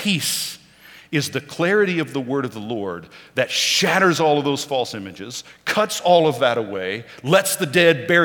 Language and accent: English; Oklahoma, United States; moved away; I was born and raised in Oklahoma